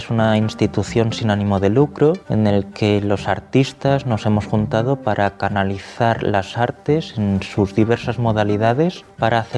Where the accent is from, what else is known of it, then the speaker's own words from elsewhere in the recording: Madrid, Community of Madrid, Spain; born there; tengo 32 años, nací en Madrid y soy violinista